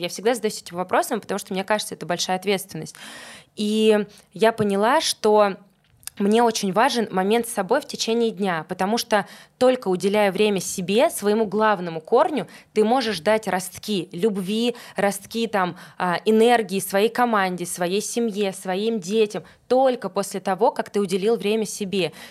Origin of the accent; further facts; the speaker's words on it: Tolyatti, Samara Oblast, Russia; moved away as an adult; now in Moscow, Russia; Я живу в Москве десять лет, но я из Тольятти, это же мои корни